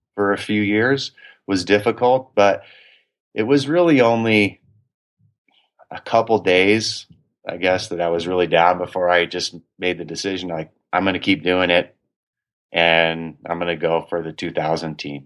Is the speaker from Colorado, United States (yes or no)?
yes; Durango, Colorado, United States; also born or lived in Oconomowoc, Wisconsin; I grew up in Durango